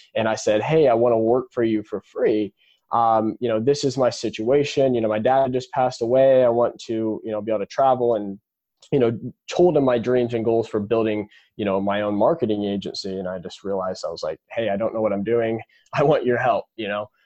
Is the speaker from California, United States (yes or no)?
no; Indianapolis, Indiana, United States; I was born and raised in Indianapolis, Indiana